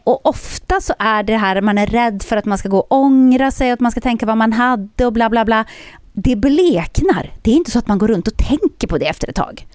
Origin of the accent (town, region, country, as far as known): Södertälje, Stockholm County, Sweden; born or raised there